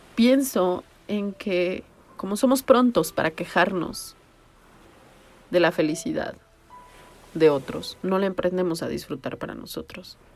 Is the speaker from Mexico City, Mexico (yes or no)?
yes; Mexico City, Mexico; soy chilanga